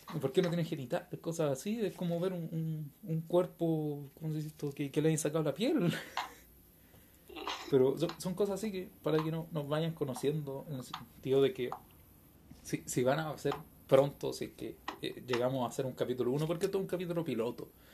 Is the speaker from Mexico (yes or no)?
no; Chile; somos de Chile. Eh, creo que eso todo por nuestro acento y por nuestra forma de hablar